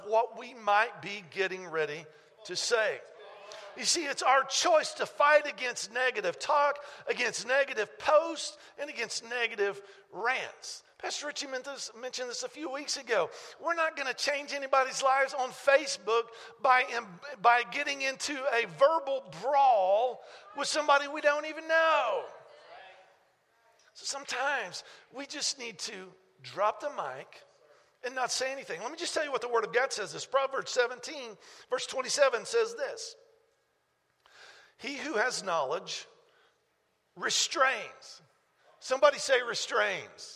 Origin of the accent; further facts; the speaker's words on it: United States; we grew up in America. I live in America